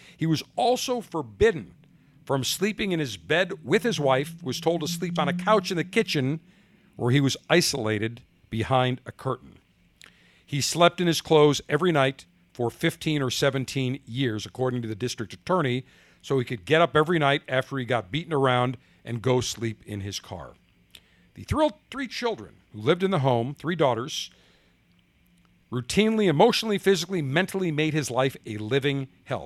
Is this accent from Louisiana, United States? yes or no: no; Buffalo, New York, United States; moved away; also born or lived in Baltimore, Maryland; my hometown, Buffalo, New York